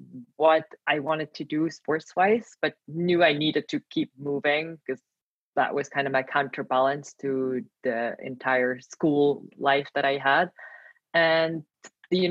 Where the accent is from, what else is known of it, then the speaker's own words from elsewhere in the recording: Switzerland; moved away as an adult; now in Milan, Italy; I am Swiss national, born and raised here